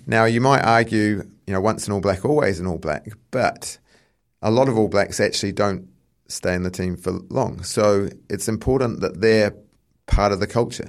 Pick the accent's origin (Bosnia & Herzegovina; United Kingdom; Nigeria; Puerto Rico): United Kingdom; England; now in New Zealand; I come from England, so I'm more of a football background